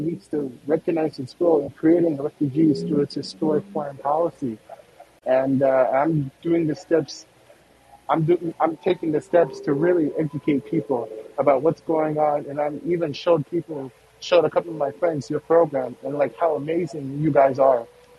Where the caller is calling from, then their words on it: Seattle, Washington, United States; I'm coming to you from Seattle, Washington